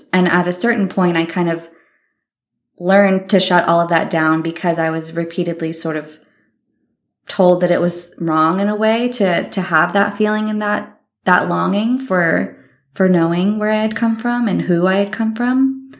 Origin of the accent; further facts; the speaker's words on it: California, United States; born there; But I was abandoned when I was born near Muir Woods, and I was later adopted